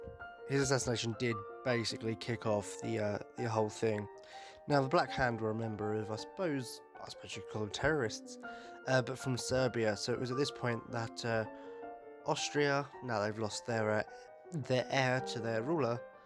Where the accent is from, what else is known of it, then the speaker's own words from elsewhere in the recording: United Kingdom; I'm British